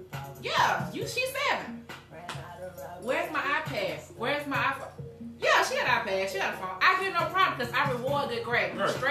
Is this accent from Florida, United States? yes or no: no; Butler, Alabama, United States; moved away; I'm not from here. I'm from Butler, Alabama, Choctaw County. Yeah, country girl.